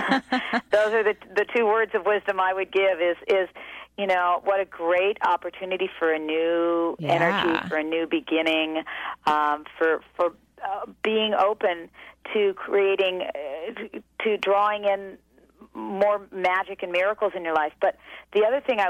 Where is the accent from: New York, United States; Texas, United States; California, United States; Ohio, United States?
California, United States; As a Californian